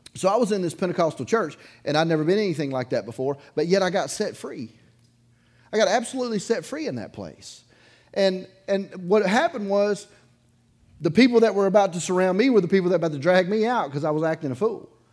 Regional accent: Dauphin Island, Alabama, United States; I grew up on the Gulf Coast. I grew up on Dauphin Island

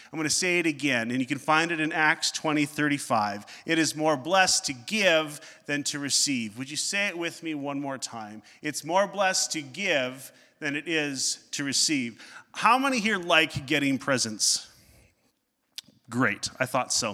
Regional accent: Northern Ontario, Canada; growing up in Northern Ontario.

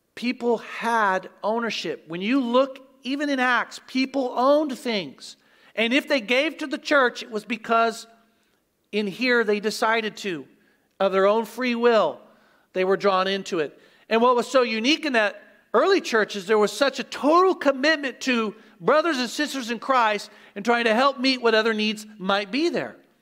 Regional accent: Oklahoma, United States; moved away; I grew up in Oklahoma

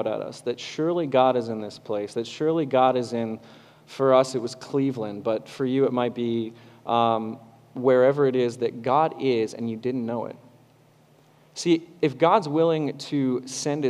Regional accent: Kitchener-Waterloo, Ontario, Canada; accent: Canadian; moved away; I'm from Southern Ontario, Kitchener-Waterloo.

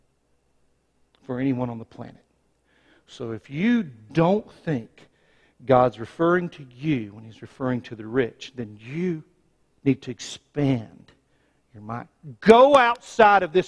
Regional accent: United States; I was born in the United States

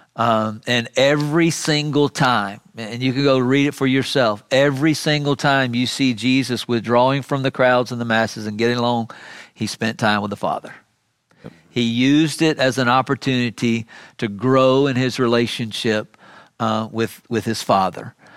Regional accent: Miami, Florida, United States; When I was a kid growing up in South Florida, in Miami

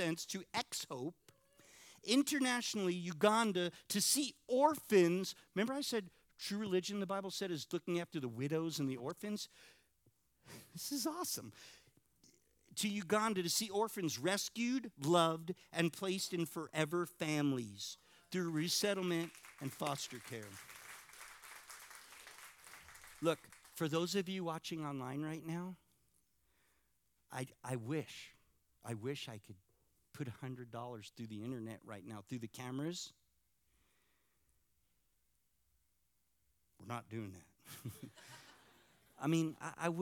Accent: California, United States; moved away; I'm from California

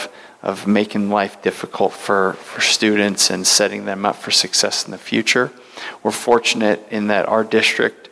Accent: Centralia, Washington, United States; also born or lived in New York / Los Angeles; I grew up in Centralia, just down the road

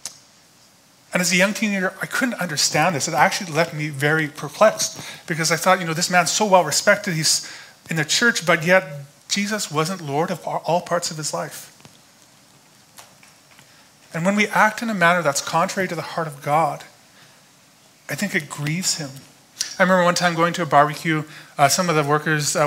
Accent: Alberta, Canada; Growing up in Alberta, usually I just did landscaping every summer

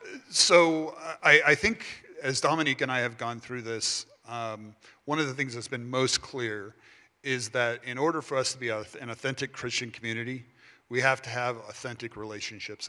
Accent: Los Angeles, California, United States; I'm actually originally from Los Angeles, California. So you know I do love LA. uh, and actually uh, grew up in the San Fernando Valley

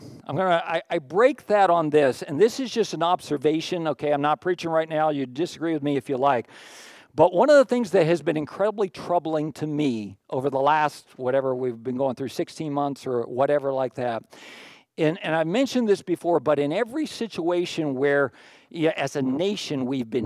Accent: Pittsburgh, Pennsylvania, United States; moved away; Pittsburgh, where I grew up

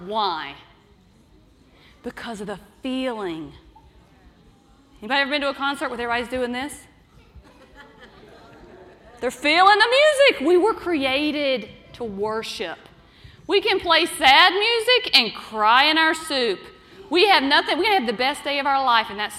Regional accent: Arkansas, United States; I grew up in Arkansas

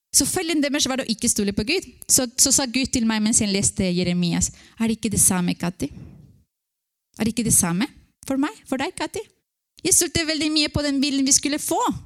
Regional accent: Ecuador; Norwegian is a second language; now in Norway; jeg vokste opp i Ecuador, og det var mange misjonærer som kom.

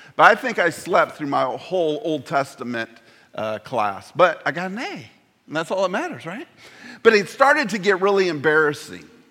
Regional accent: Indiana, United States; moved away; I'm from Indiana.

